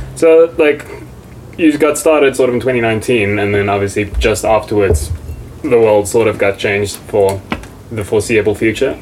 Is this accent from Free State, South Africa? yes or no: yes; Bloemfontein, Free State, South Africa; I'm from Bloemfontein